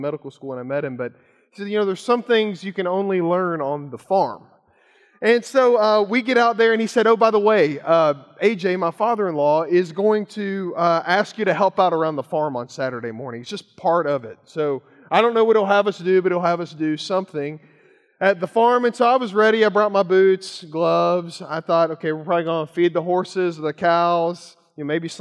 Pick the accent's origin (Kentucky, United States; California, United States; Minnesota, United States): Kentucky, United States; moved away; growing up in Kentucky